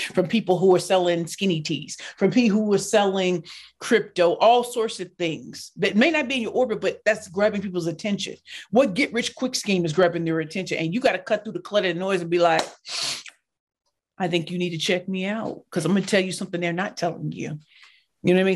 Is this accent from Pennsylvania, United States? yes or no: no; St. Louis, Missouri, United States; I grew up in Saint Louis, Missouri in the hood